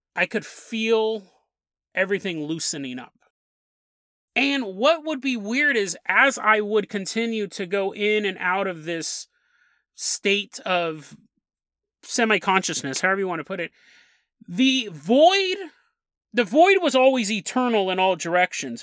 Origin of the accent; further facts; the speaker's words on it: Sacramento, California, United States; moved away; Sacramento, California, my hometown